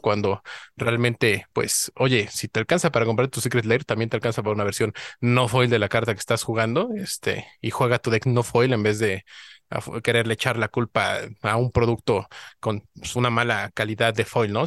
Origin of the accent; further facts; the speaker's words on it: Mexico; como buen mexicano